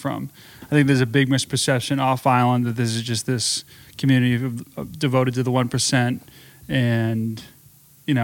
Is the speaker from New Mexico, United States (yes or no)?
no; Arlington, Massachusetts, United States; moved away as an adult; also born or lived in Jackson Hole, Wyoming; I grew up in Arlington, Massachusetts, which is just a suburb 20 minutes outside of Boston